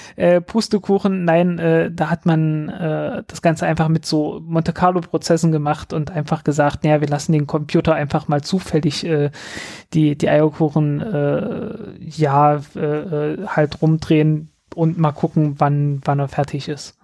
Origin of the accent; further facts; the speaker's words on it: southern Saxony-Anhalt, Germany; ich komme nicht aus Berlin, ich komme aus, ich, ich komme aus dem Süden von Sachsen-Anhalt